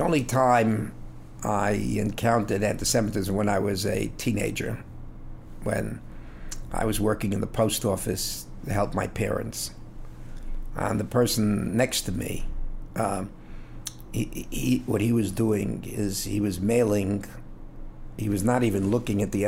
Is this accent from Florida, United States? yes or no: no; New York City, New York, United States; now in Los Angeles, United States; I was born on the Lower East Side of New York, 71 Cannon Street